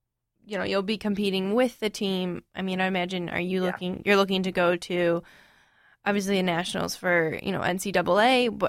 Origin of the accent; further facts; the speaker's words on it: Florida, United States; I'm actually from Florida